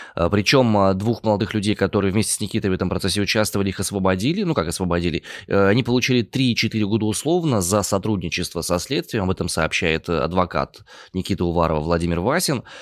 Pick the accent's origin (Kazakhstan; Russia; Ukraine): Russia; Omsk, Omsk Oblast; два сибиряка